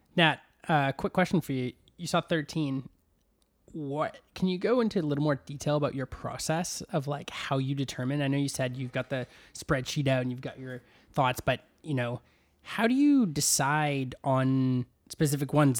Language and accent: English; Vancouver, British Columbia, Canada; my hometown